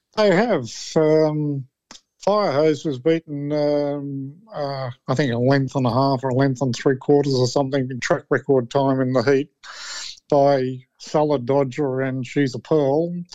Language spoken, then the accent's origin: English; New South Wales, Australia; I'm from New South Wales